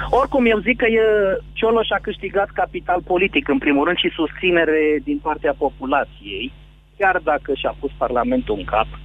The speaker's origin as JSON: {"language": "Romanian", "town": "Brașov", "region": "Brașov County", "country": "Romania"}